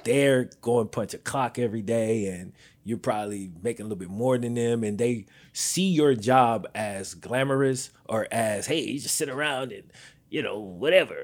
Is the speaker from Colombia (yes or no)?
no; the South, United States; I'm from the South